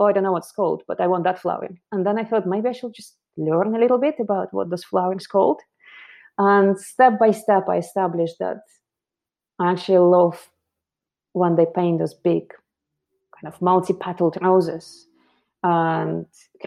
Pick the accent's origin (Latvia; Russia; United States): Russia; Moscow; moved away as an adult; now in London, United Kingdom; I'm originally from Moscow, and I came to London about 17 years ago to study fashion